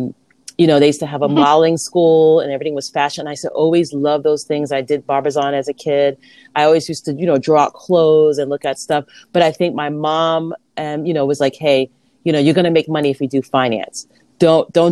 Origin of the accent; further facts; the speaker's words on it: New York City, New York, United States; also born or lived in Harlem, New York City; I was born in Harlem at home. Mm-hmm. And my mom had all our kids at home. And then we moved to Queens when I was probably in the fifth grade. She remarried and I grew up in Lefrak City